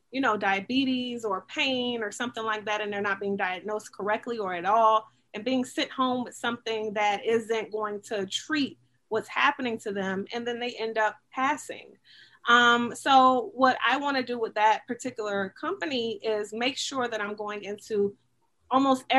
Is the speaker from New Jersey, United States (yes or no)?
no; Miami, Florida, United States; also born or lived in Gainesville, Florida / Delaware / Missouri; I'm from Miami, Florida, and I went off to school for 9 years. I was in Gainesville, then Delaware, then Missouri. And thank you, God, that I ended up back home in Miami. And I say that because during my time in Miami as as a youth, you know, up until I was 18